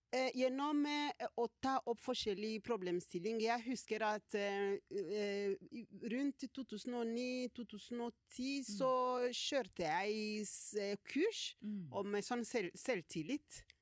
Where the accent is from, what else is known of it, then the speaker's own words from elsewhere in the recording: South Kivu, DR Congo; Norwegian is a second language; moved away as an adult; now in Norway; kommer fra delen av Kongo